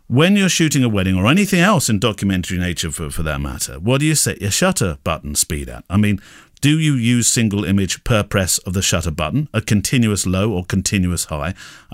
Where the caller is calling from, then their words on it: Great Bend, Kansas, United States; I'm from Great Bend, Kansas, basically in the center of the States.